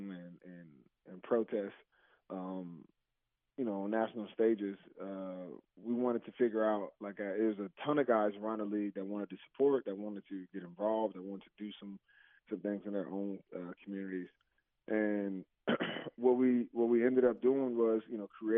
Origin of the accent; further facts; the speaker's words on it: New Jersey, United States; moved away; I'm from Jersey, so it was an hour away from home